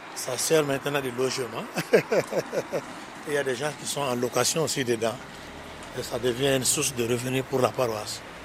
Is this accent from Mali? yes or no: yes; Mali; moved away as an adult; now in Ardèche, France; chez nous au Mali